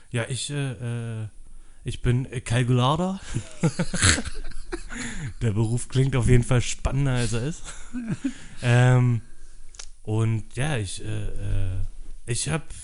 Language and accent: German; Berlin, Germany; ja, ich bin auch in äh, Köpenick geboren. Äh, Treptow, Köpenick aufgewachsen.